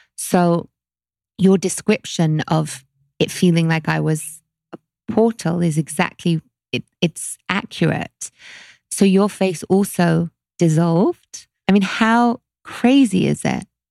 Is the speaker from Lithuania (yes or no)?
no; London, United Kingdom; growing up in London